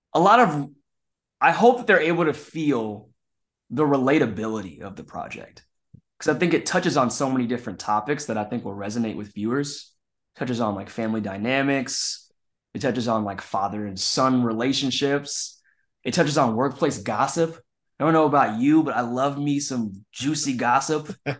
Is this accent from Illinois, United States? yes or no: no; Kansas City, Missouri, United States; moved away as an adult; also born or lived in Chicago; now in Los Angeles, United States; I was doing like small like children's plays in my hometown of Kansas City